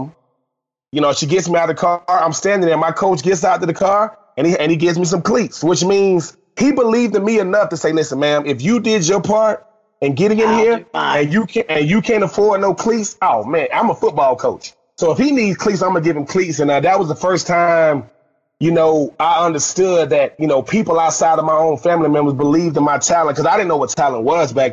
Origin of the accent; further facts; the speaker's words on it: Swainsboro, Georgia, United States; I'm from Swainsboro, Georgia, a little small town in Georgia